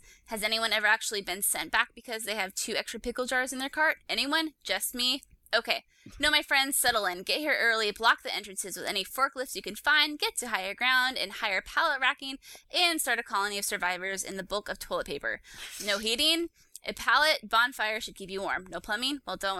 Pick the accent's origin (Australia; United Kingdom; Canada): Canada; Also, I'm Canadian.